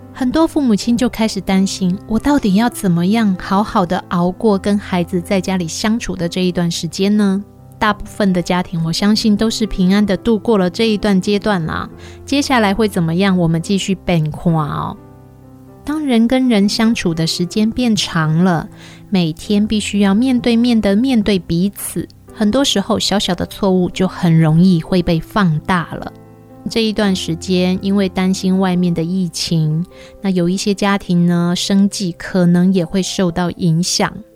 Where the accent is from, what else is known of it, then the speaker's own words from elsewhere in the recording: Taiwan; 我们台湾人